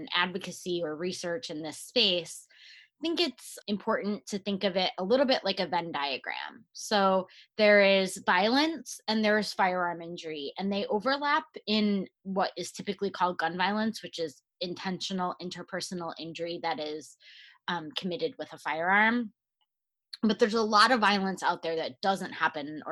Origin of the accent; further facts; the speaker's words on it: Michigan, United States; moved away as an adult; also born or lived in Chicago / St. Louis; now in New Jersey, United States; I grew up in Michigan